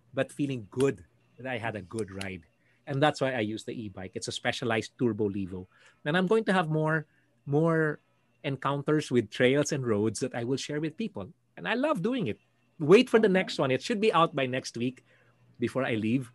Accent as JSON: {"language": "English", "town": "Mandaluyong", "region": "Metro Manila", "country": "Philippines", "tie": "born or raised there", "said": "We all grew up in Green Hills East"}